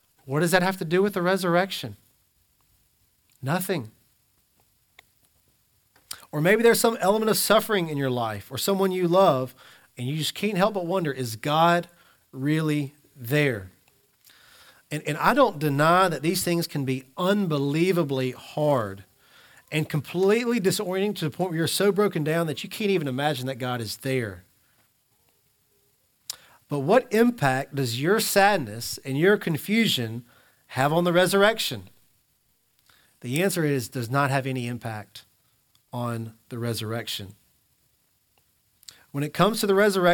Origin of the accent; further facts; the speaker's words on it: Mississippi, United States; I'm just a Christian because I'm from Mississippi